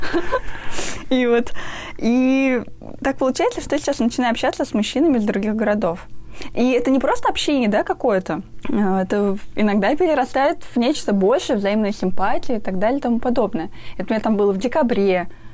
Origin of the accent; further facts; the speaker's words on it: Ufa, Bashkortostan, Russia; а я из Уфы